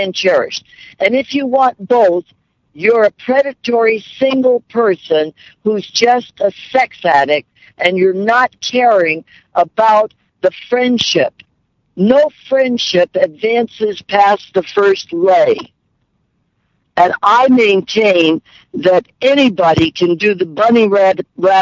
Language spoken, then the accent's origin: English; Midwest, United States; I was raised in the Midwest, Catholic